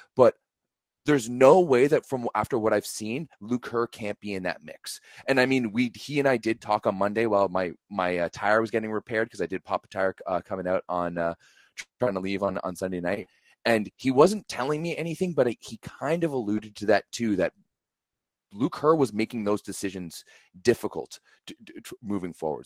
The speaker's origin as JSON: {"language": "English", "country": "Canada", "said": "me as a Canadian fan"}